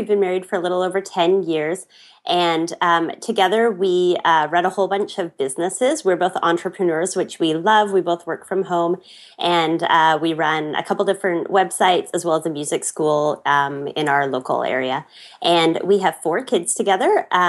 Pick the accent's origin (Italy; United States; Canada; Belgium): Canada; I'm from Canada